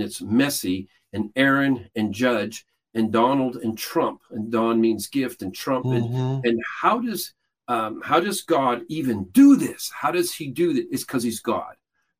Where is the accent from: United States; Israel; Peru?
Peru; I grew up in Peru, South America. My parents were missionaries there.